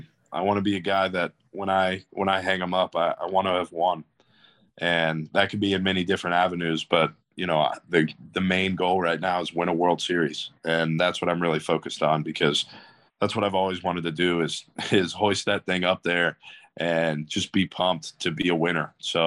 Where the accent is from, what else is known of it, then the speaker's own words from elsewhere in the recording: Virginia, United States; I'm really proud of my hometown. I'm really proud to be from the 804.